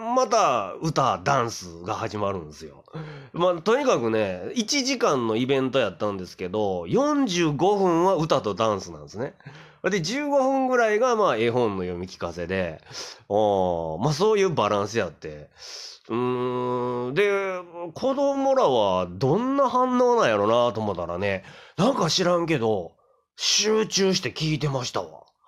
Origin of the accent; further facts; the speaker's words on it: Kyoto, Japan; 京都人として